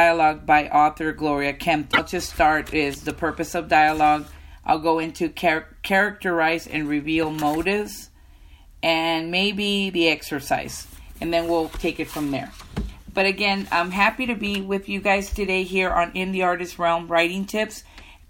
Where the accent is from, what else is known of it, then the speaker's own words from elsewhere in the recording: Texas, United States; moved away as an adult; now in North Carolina, United States; I'm originally from Texas, and then I moved to North Carolina in 2003